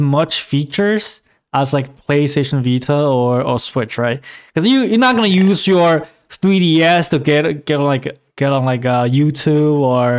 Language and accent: English; China; moved away; I grew up in China.